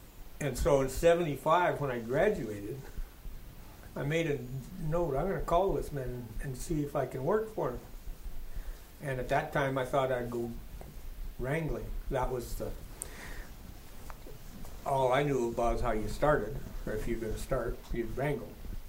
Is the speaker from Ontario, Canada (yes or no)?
no; Whitehorse, Yukon, Canada; From Whitehorse. I was raised outside of Whitehorse. So, not really a bush, but away from town, and so I spent my time in the bush